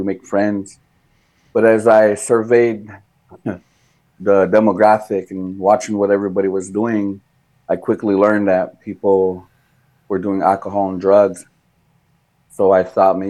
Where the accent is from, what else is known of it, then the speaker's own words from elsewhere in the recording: Rosebud Sioux Indian Reservation, South Dakota, United States; now in Cass Lake, United States; I was born and raised in South Dakota on the, what is called the Rosebud Sioux Tribe, Rosebud Sioux Indian Reservation. It's in South Central South Dakota.